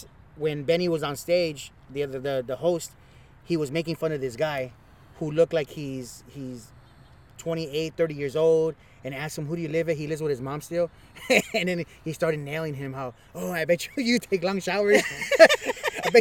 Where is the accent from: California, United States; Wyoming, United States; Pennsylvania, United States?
California, United States; Los Angeles; I'm from East Los Angeles